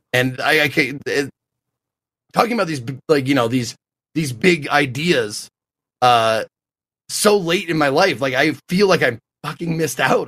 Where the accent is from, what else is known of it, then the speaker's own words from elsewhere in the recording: Montana, United States; I'm a kid from Montana, not a lot of cultural influence